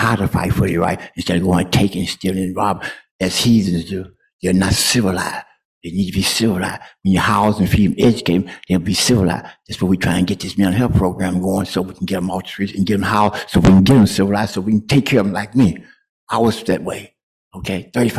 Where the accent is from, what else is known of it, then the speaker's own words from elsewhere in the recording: Chicago, Illinois, United States; also born or lived in Detroit; I'm from Chicago, Detroit.